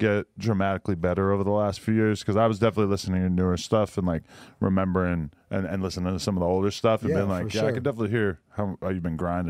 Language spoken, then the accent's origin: English; East Coast, United States; Like, I grew up on the East Coast, and I saw a bunch of subtle racism